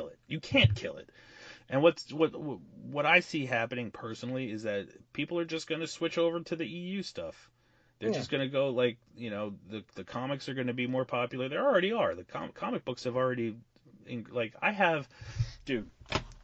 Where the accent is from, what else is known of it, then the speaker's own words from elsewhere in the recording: New Jersey, United States; also born or lived in Bayonne; we're from Jersey